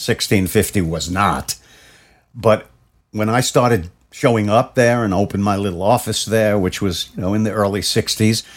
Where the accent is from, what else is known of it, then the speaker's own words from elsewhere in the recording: New York City, New York, United States; as a kid growing up in Brooklyn